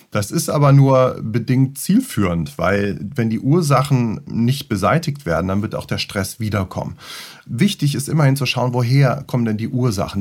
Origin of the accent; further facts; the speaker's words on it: Göttingen, Lower Saxony, Germany; moved away; also born or lived in Luxembourg; Ich bin eigentlich aus Göttingen